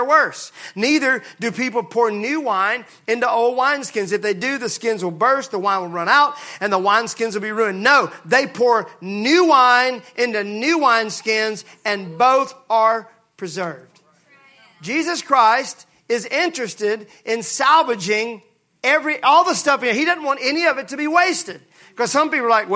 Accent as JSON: {"language": "English", "region": "Mississippi", "country": "United States", "said": "I'm from Mississippi."}